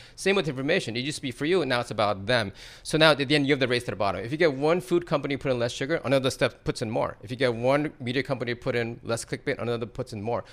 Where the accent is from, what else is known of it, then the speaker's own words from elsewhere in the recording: East Coast, United States; now in Silicon Valley, United States; where I grew up in the East Coast.